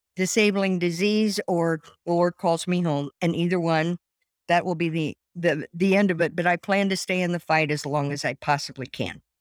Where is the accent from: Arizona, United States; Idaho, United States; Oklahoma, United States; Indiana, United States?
Indiana, United States; Columbus; moved away as an adult; now in Fort Wayne, United States; I was born in Columbus, Indiana, and lived there until I got married and moved to Fort Wayne